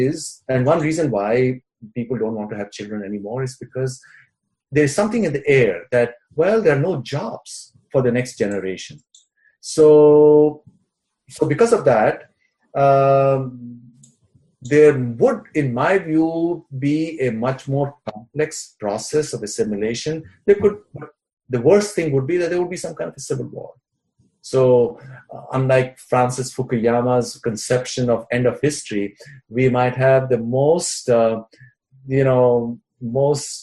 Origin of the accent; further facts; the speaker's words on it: Jammu and Kashmir, India; we were growing up in Kashmir